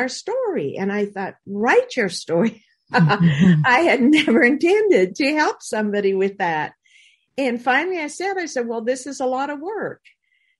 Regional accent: Manitoba, Canada; I grew up in Manitoba, Canada. I like to call it my little house on the prairie.

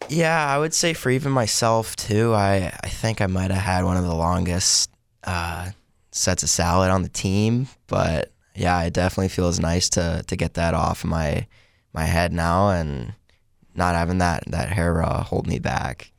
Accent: Palmer, Alaska, United States; I am from Palmer, Alaska, which is about forty-five minutes outside of Anchorage

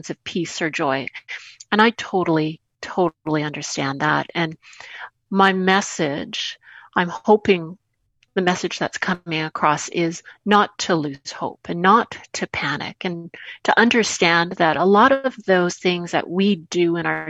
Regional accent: Winnipeg, Manitoba, Canada; my hometown, Winnipeg, and my home province of Manitoba

